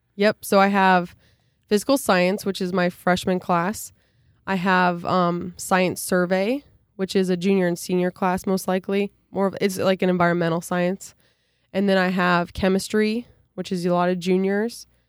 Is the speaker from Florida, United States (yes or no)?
no; near Dike-New Hartford, Iowa, United States; also born or lived in Ohio; be up back in near my hometown